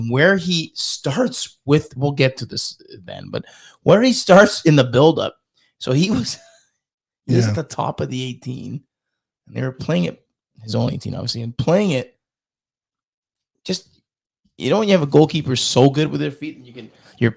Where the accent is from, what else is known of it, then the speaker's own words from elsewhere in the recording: Canada; I'm Canadian.